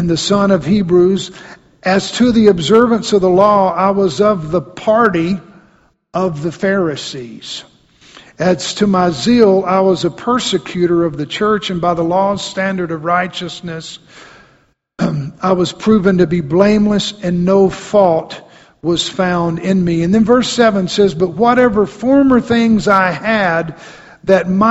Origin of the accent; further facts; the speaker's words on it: Mississippi, United States; I grew up in Mississippi. I remember growing up in Mississippi as a kid